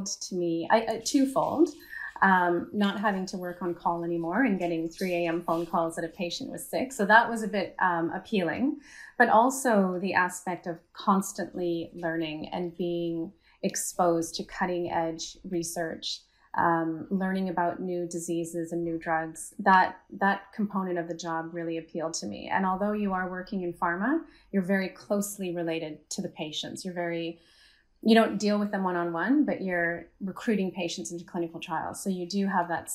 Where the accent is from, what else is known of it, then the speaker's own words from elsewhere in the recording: Canada; moved away; I grew up in Canada